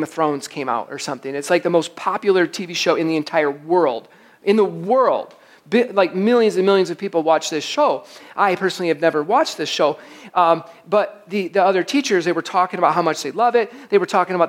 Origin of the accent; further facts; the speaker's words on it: Michigan, United States; I'm from Michigan